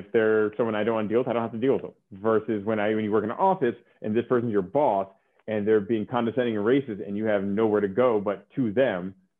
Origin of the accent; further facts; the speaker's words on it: California, United States; I grew up in California, it's very diverse, went to private school, so I was used to being around it.